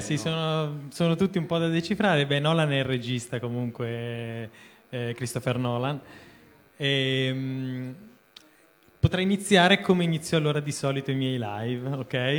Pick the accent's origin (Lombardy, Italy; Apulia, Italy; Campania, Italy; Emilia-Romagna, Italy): Lombardy, Italy; Lodi; now in Milan, Italy; sono originario di Lodi, però insomma per eh, necessità vivo a Milano